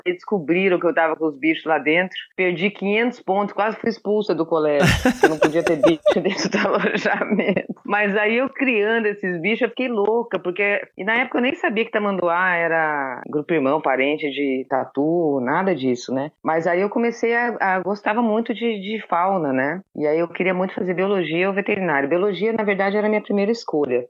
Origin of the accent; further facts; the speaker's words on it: Campo Grande, Mato Grosso do Sul, Brazil; also born or lived in Curitiba, Paraná / São Paulo; eu nasci em Curitiba. Ah. Sou paranaense, mas na verdade, eu com quatro anos mudei para Campo Grande, Mato Grosso do Sul. Uhum. E, então, eu me considero uma pantaneira de criação.